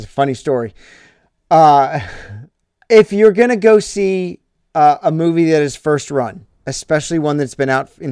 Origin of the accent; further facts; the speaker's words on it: St. Louis, Missouri, United States; I'm from St. Louis